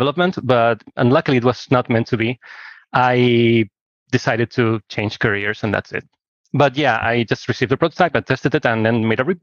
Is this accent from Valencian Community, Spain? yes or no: no; Barcelona, Catalonia, Spain; I'm from Barcelona, Spain, and I studied here